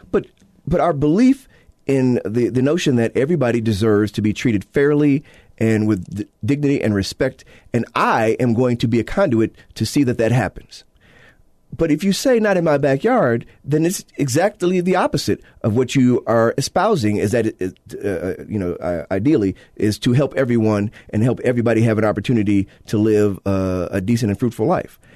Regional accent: Illinois, United States; now in Utah, United States; my home state, uh, my native state of Illinois

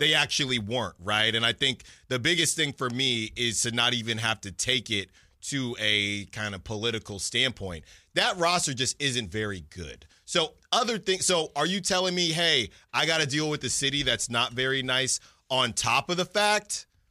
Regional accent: San Francisco Bay Area, California, United States; also born or lived in Philadelphia; now in Sacramento, United States; I am from the Bay Area

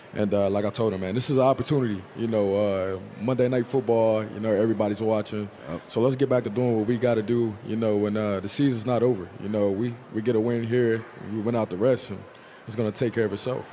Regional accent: Tulsa, Oklahoma, United States; moved away; Tulsa, we got all four seasons

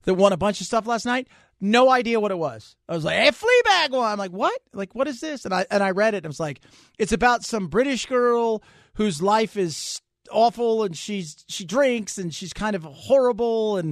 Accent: Southern California, United States; I grew up in SoCal

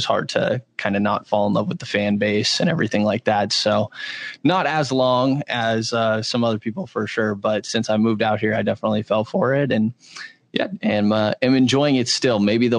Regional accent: Bay Area, California, United States; moved away as an adult; now in Sacramento, United States; I grew up in the Bay Area

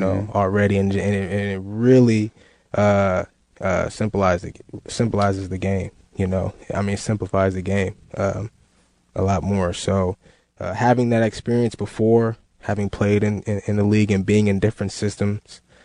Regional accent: Northern California, United States; I was in Northern California, my close to my hometown there

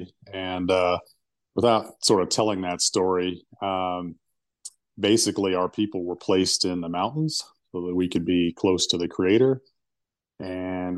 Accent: Uintah and Ouray Indian Reservation, Utah, United States; also born or lived in East Coast, United States; I was born and raised out here on the Uinta and Ouray Indian Reservation

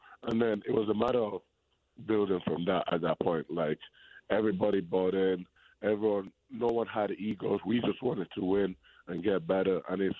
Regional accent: Spain; English is a second language; So I was born in Spain, right? And in Spain, basketball is a little bit, it's more bigger than in England, how big it is in England. So when I was growing up, when I was a kid

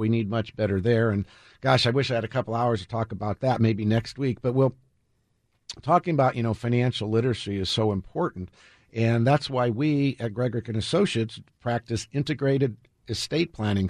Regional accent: United States

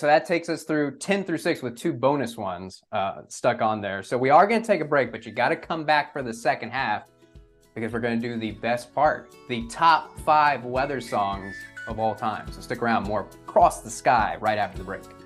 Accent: Texas, United States; growing up in Texas

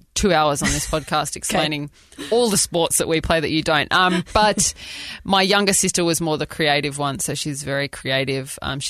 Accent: Australia; accent: Australian; moved away as an adult; now in United States; I am Australian.

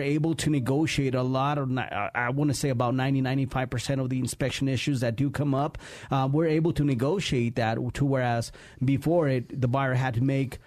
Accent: Colorado, United States; also born or lived in Mexico; I grew up in that area. We immigrated from Mexico a few years ago

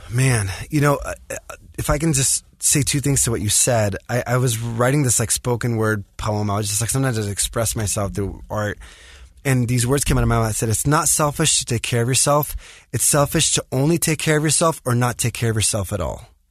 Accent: Los Angeles, California, United States; I grew up in the States, in L

